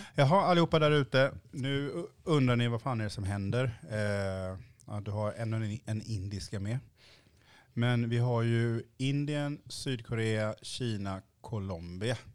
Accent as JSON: {"language": "Swedish", "country": "Sweden", "tie": "born or raised there", "said": "man är uppväxt i Sverige och inte kan uttala exotiska namn"}